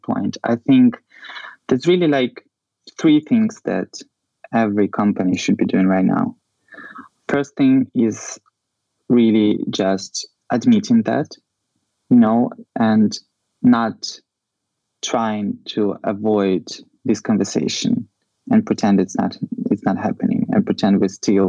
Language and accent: English; Ukraine; Ukraine, in geographical sense, you know, we are in this, in the heart of Europe